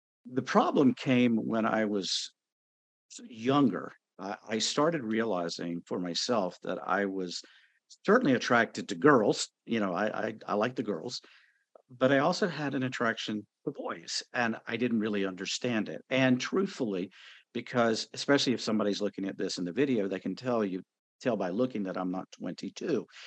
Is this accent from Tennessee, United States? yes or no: no; North Carolina, United States; I was born and raised in North Carolina, so I am a Bible Belt Southern boy